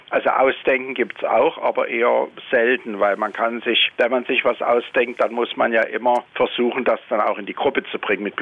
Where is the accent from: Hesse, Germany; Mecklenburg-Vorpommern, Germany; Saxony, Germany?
Saxony, Germany; Dresden; now in Wiesbaden, Germany; Wir beraten Menschen, übrigens ja als Dresdner in Wiesbaden